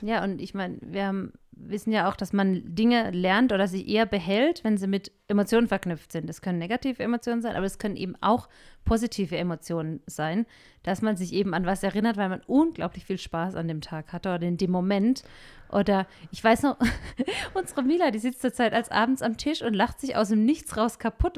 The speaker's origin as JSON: {"language": "German", "country": "Germany", "moved": "as an adult", "lives_now": "Peru", "said": "wir Deutschen"}